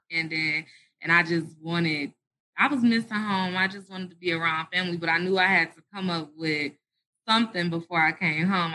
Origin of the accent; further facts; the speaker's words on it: Detroit, Michigan, United States; also born or lived in Atlanta, Georgia; I was born in Detroit, Michigan